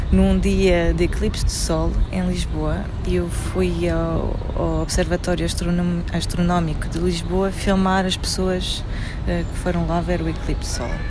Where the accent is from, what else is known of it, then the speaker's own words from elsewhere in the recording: France; now in Portugal; Eu vivi, cresci em França e em 2015 uh, eh, instalei-me aqui em Portugal.